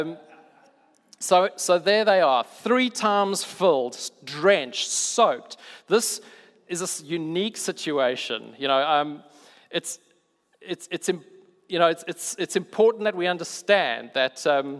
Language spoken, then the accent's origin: English; South Africa; I'm South African